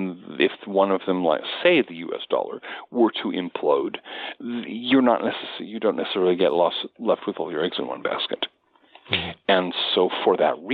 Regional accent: United States; as an American

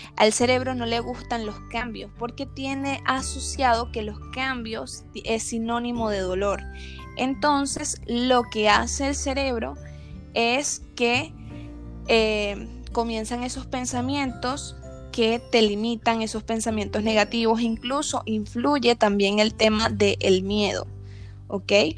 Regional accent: Venezuela; yo soy venezolana

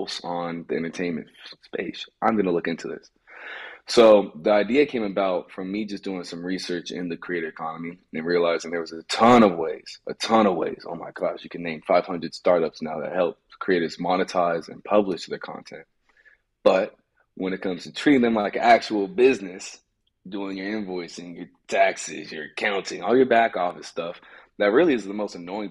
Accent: Los Angeles, California, United States; I grew up in Los Angeles

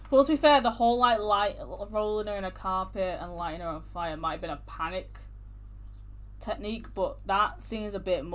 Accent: Manchester, North West England, United Kingdom; We're from Manchester

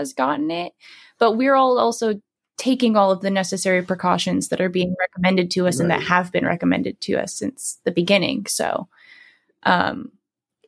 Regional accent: San Diego, California, United States; I'm from San Diego. So we're both from California

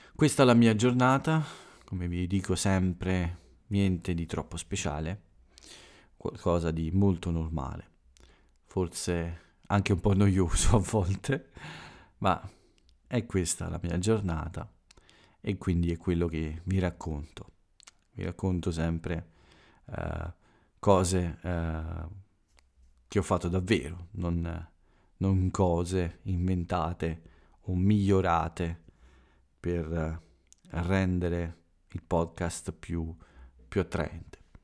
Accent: Italy; quello che accade qui in Italia ogni giorno, per avvicinarvi un po' al mio paese

